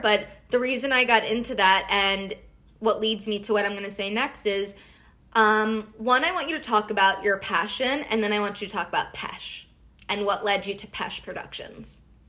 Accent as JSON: {"language": "English", "town": "Philadelphia", "region": "Pennsylvania", "country": "United States", "also_born_or_lived": "Abington"}